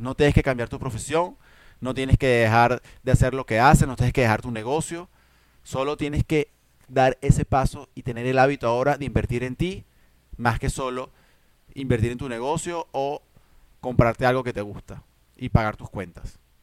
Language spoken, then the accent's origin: Spanish; Venezuela; como decimos en Venezuela